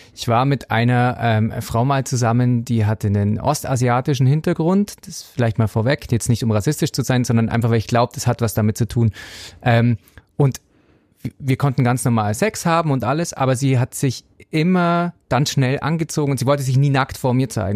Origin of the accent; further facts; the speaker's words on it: Southern Bavaria, Germany; ich komme aus Südbayern, streng katholisch